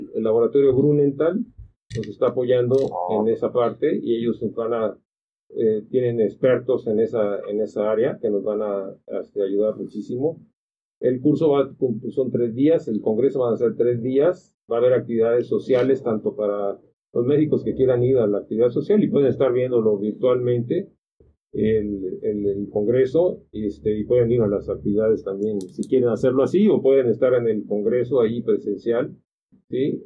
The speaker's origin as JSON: {"language": "Spanish", "town": "Acapulco", "region": "Guerrero", "country": "Mexico", "said": "Yo soy de ahí, soy de Acapulco"}